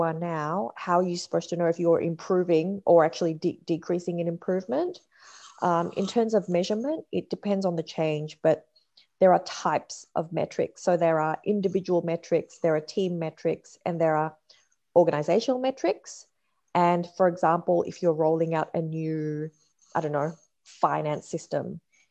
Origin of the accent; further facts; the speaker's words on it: Australia; moved away as an adult; also born or lived in Perth, Australia / California, United States; now in Sydney, Australia; I grew up in Perth for primary school, then high school in Sydney, then university in California, and then back to Australia. And I'm currently in Sydney.